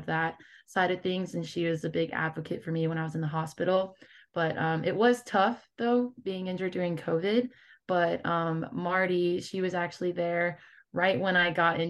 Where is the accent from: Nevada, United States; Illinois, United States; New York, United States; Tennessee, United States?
Nevada, United States; Las Vegas; my hometown of Las Vegas